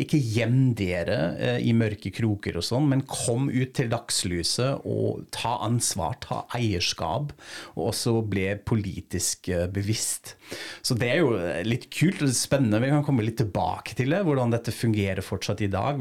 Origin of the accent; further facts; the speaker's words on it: Frankfurt, Hesse, Germany; moved away; til Frankfurt, min hjemby